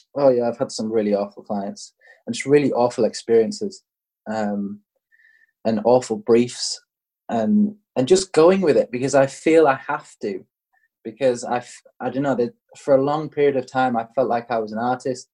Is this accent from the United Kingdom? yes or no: yes; England, United Kingdom; I'm English